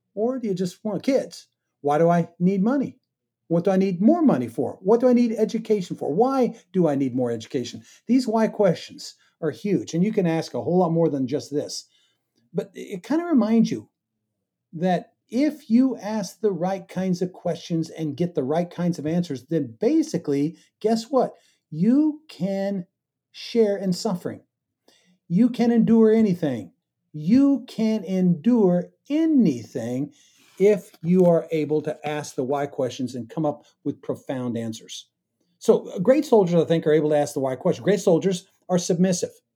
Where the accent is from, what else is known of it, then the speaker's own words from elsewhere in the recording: Kansas, United States; I grew up in Kansas, and, uh, you know, wheat's all around us